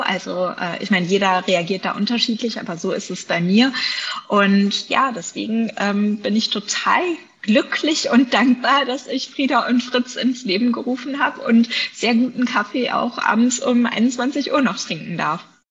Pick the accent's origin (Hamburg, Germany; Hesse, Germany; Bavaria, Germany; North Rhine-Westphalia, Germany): Bavaria, Germany; also born or lived in England; hier bei uns in Bayern